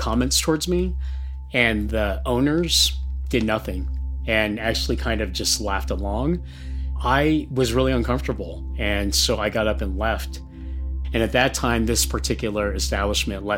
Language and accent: English; United States; I grew up here. I was a baby when we came over, so I am American